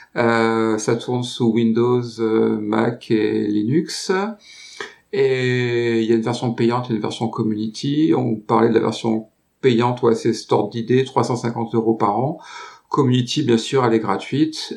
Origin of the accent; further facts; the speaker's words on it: France; je suis français